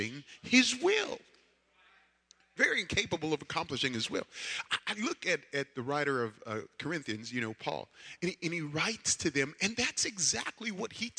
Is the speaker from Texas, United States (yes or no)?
no; New York, United States; growing up in New York